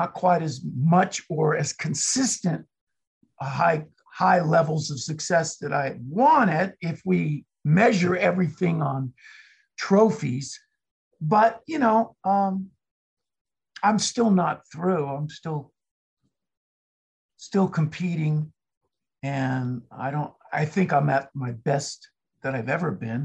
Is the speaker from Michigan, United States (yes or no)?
no; Los Angeles, California, United States; moved away; Originally, I was born in Los Angeles, California